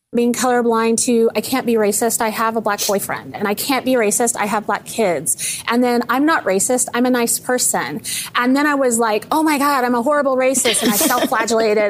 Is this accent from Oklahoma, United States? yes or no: yes; Oklahoma, United States; I grew up in Oklahoma as like the Midwest South